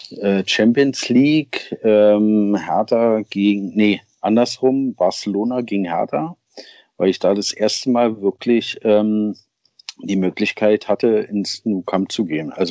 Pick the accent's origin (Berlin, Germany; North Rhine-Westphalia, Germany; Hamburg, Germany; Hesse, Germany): Berlin, Germany; Also, herkommt tue ich aus Berlin tatsächlich. Bin in Berlin geboren. Ähm, waren dann vier Jahre, also als ich zwei war, sind wir dann mal für vier Jahre nach